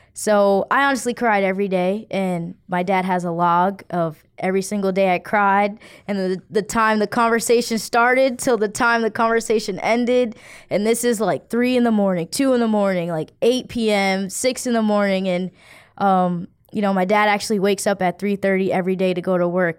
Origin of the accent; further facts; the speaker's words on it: Providence, Rhode Island, United States; Growing up in Providence, I, I don't, I won't say it was, you know, I had too, too difficult of a childhood.